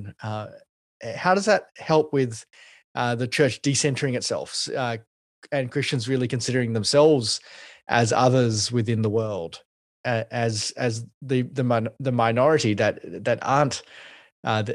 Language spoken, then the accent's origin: English; Australia; being an Australian and looking on from the outside, but here in Australia